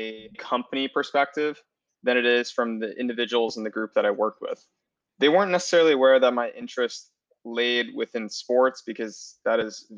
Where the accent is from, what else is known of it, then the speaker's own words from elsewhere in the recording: West Palm Beach, Florida, United States; moved away; also born or lived in Chicago; I am from Florida originally, West Palm Beach